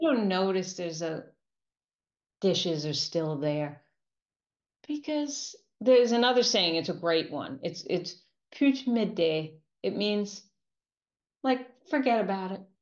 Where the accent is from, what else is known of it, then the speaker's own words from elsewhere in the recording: New York, United States; I'm a New Yorker